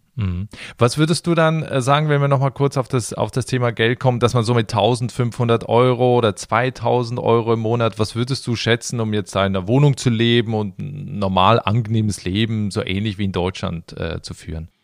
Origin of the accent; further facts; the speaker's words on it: Switzerland; in mein Heimatland, in die Schweiz